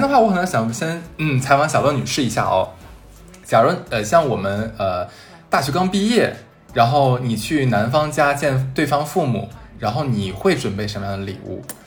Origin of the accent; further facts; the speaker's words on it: Northeast China, China; 在我们东北那边